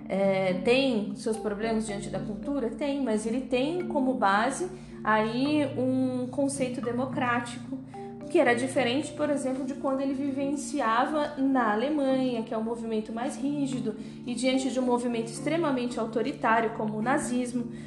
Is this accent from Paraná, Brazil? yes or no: no; Alto Tietê, São Paulo, Brazil; como a gente é do Alto Tietê